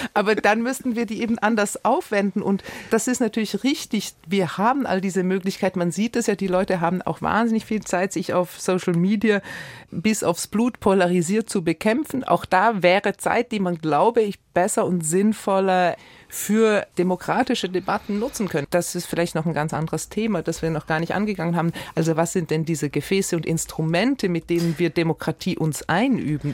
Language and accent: German; Switzerland; ich bin ja als Schweizerin